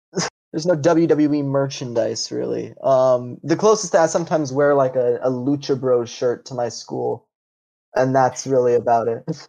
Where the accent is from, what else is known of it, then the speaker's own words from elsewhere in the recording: Ohio, United States; I'm from Ohio